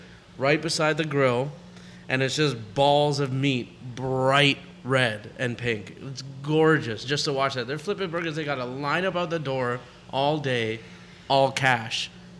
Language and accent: English; Toronto, Ontario, Canada; We're from Toronto. We're pretty much half Persian.